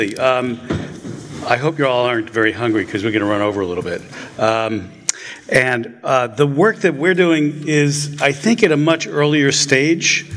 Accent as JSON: {"language": "English", "region": "New York", "country": "United States", "tie": "born or raised there", "said": "I grew up in New York. I jaywalked every day of my life"}